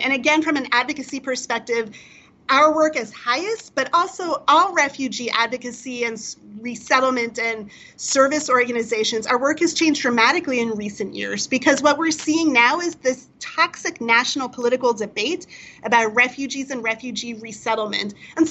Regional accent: United States; not only as an organization, but as American Jews, this notion of welcoming the stranger.

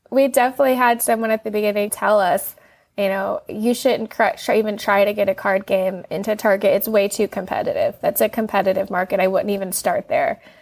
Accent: Manassas, Virginia, United States; I grew up in Manassas, Virginia, which is a smaller town

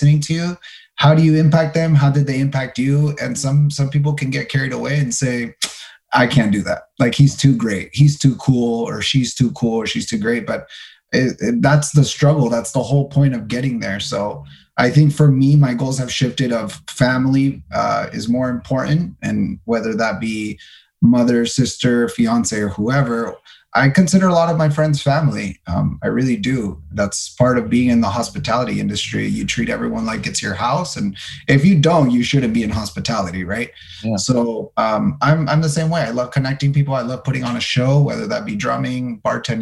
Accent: El Paso, Texas, United States; I was born in El Paso, Texas.

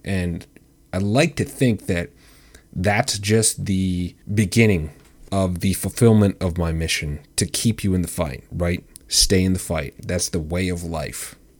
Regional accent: Wisconsin, United States; my home state of Wisconsin, Wisco.

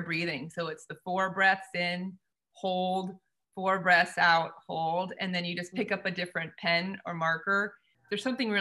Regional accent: San Diego, California, United States; my hometown

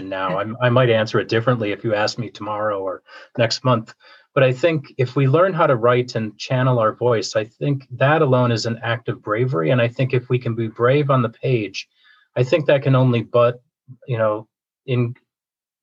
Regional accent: Minnesota, United States; I grew up in Minnesota.

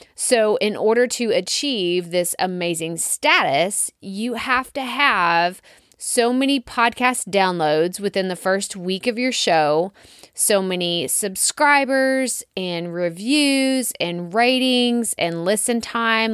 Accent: Texas, United States; accent: Texas; my Texas accent

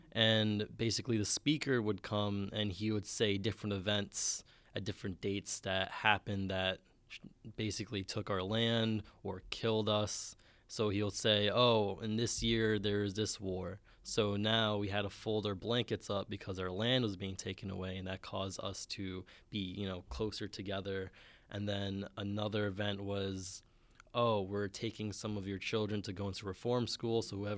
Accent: New York City, New York, United States; I'm from the Bronx, New York.

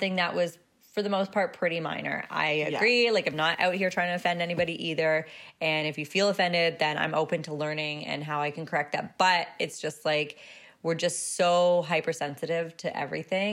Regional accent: Canada; we're Canadian

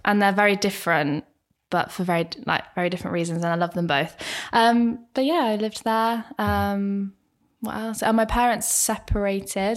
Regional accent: Bracknell, South East England, United Kingdom; I am from Bracknell

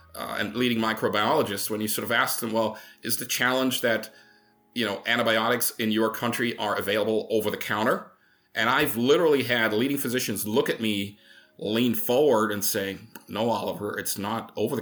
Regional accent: Germany; moved away; I come from Germany originally

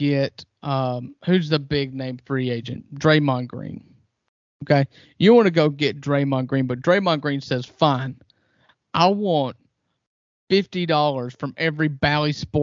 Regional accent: United States; as an American

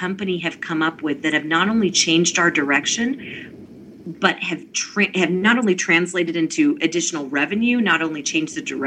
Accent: Mount Vernon, Virginia, United States; I grew up in Mount Vernon meditating

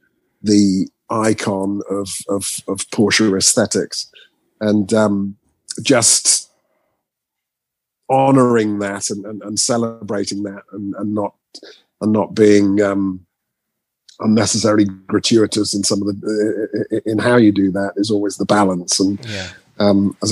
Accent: Norwich, East of England, United Kingdom; I spent a lot of time in Norwich, where I was born in Norwich

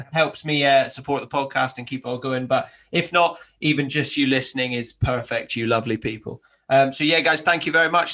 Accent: Highlands of Scotland, United Kingdom; moved away; I grew up in the Highlands of Scotland

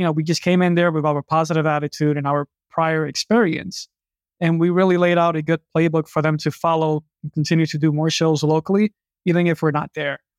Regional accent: New York City, New York, United States; I grew up in New York City

